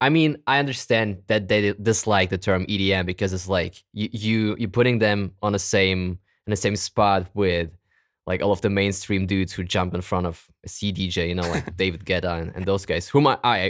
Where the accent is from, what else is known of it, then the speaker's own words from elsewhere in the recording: Germany; English is a second language; also born or lived in Kazakhstan; I was born in Kazakhstan originally. Mm. So that's my little background. I came over to Germany when I was probably 9 or 10.